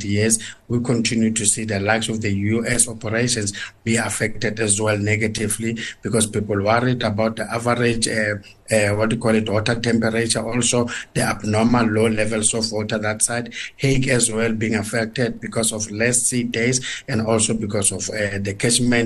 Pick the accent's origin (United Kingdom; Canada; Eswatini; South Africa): South Africa; us as South African consumers